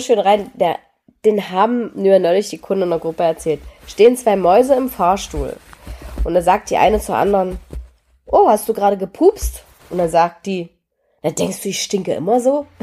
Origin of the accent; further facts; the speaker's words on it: Germany; Apfelsinen gab es in der DDR nicht so häufig, aber zu Weihnachten kriegten wir